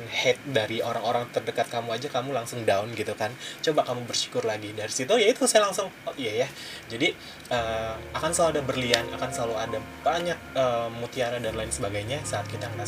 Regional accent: Cirebon, West Java, Indonesia; kan sama asalnya saya dari Cirebon

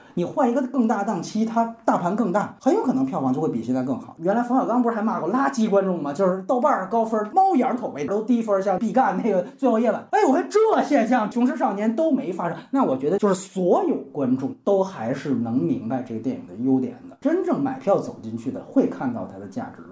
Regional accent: China; 我就是中国人

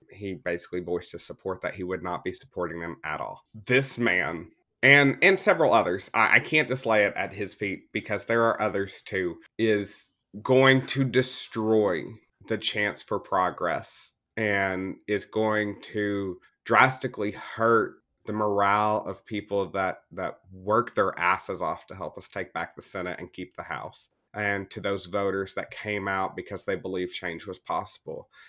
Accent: the South, United States; we as Southerners

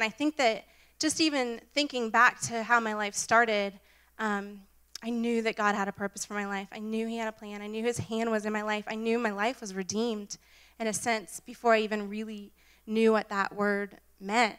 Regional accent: Jacksonville, Florida, United States; moved away as an adult; also born or lived in Pittsburgh; Moved back down. I'm from Jacksonville, and I wanted to be closer to home

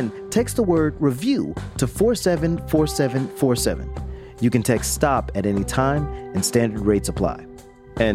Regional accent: Jacksonville, Florida, United States; my hometown of Jacksonville, Florida

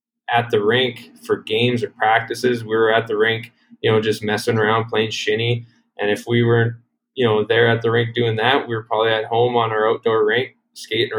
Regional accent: Duval, Saskatchewan, Canada; moved away as an adult; also born or lived in Strasbourg, Saskatchewan; now in El Paso, United States; we grew up in a really small town in rural Saskatchewan called Duval

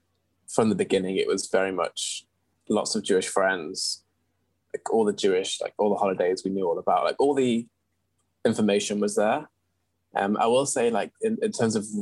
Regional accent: Manchester, North West England, United Kingdom; also born or lived in Unsworth; now in London, United Kingdom; I am from Manchester, which is obviously in the north of England. And I sort of grew up in Unsworth between the ages of, I guess, birth and 8 years old

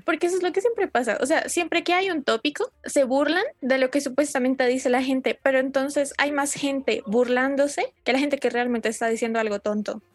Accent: Colombia; somos de Colombia, país tercermundista

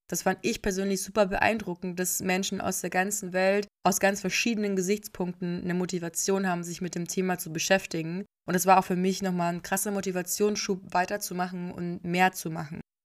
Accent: Germany; ich und wir als Deutsche

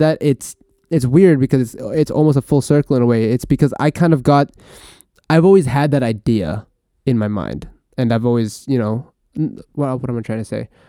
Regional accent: Vancouver, British Columbia, Canada; born or raised there; also born or lived in Philippines / Terrace, British Columbia

